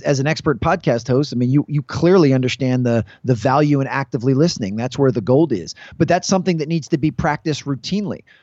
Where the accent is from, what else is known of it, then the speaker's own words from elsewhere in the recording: Washington, District of Columbia, United States; I'm from the Washington, D.C. area, and I was able to work at two high schools here